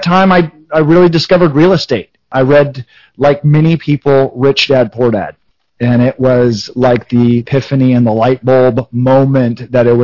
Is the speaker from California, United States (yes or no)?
yes; California, United States; also born or lived in Denver, Colorado; I was born in Denver, Colorado. My dad was a mechanic, and my mom was a homemaker. Big Catholic family in Denver, and moved to California when I was a couple years old.